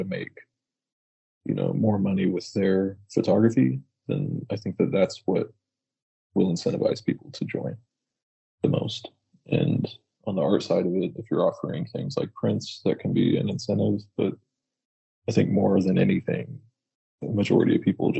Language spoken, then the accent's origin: English; Fort Worth, Texas, United States; I grew up in Fort Worth, Texas